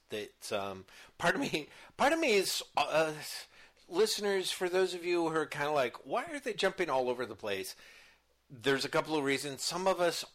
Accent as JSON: {"language": "English", "country": "United States", "said": "being an American"}